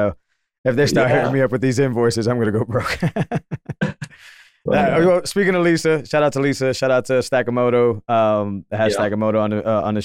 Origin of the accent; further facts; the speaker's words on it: Massachusetts, United States; I grew up in Massachusetts and I still don't feel like I'm a part of the state.